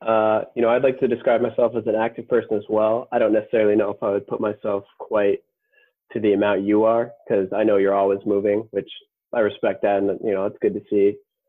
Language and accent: English; Colorado, United States; now in Minnesota, United States; We both live in Minnesota at this point. And I came from Colorado, which are both pretty active states